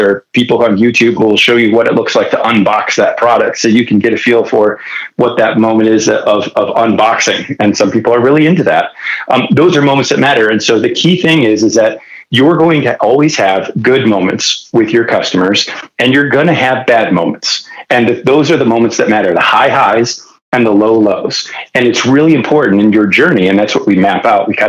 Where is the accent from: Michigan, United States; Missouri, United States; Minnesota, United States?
Michigan, United States; Detroit; now in California, United States; before I moved to California, I was born and raised in Detroit